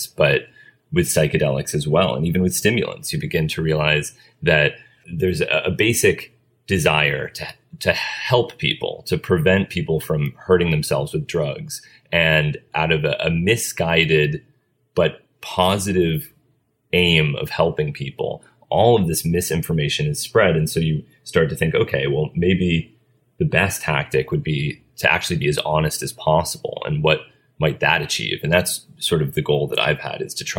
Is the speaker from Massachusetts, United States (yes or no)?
yes; Cambridge, Massachusetts, United States; I grew up in Cambridge